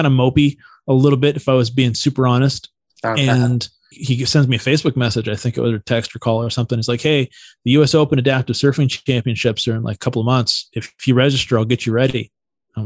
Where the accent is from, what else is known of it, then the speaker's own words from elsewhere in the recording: Santa Cruz, California, United States; I grew up in Santa Cruz, which was like a really iconic surf town in Northern California.